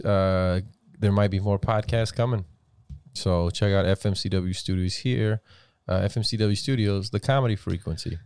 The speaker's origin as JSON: {"language": "English", "town": "Weslaco", "region": "Texas", "country": "United States", "tie": "born or raised there", "said": "growing up in the Valley in West Dakota, I can never say, \"Oh, I'm Hispanic. Oh, I'm Latino.\" It was, \"You're Mexican.\""}